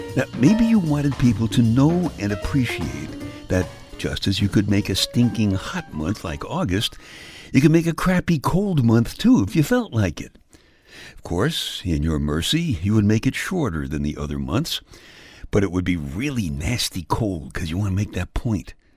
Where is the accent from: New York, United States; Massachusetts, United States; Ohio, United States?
New York, United States; New York City; I was born in February in the uh, Iceland section of Brooklyn